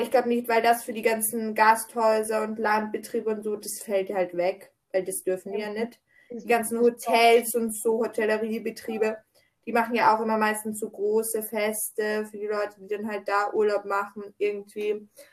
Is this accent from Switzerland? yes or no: no; Austria; bei uns in Österreich